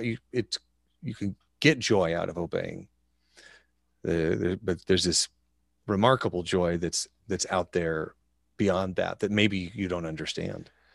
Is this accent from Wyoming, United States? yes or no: yes; Wyoming, United States; Growing up in Wyoming